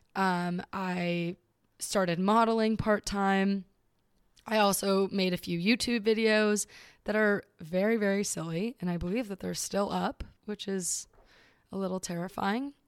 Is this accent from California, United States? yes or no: yes; Southern California, United States; I am from Southern California